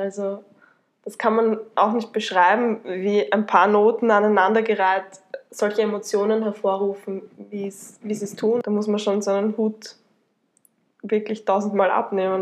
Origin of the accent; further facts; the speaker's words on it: Tullnerbach, Lower Austria, Austria; ich äh, komme aus Niederösterreich, genau gesagt aus Tulnerbach, äh, bin dort aufgewachsen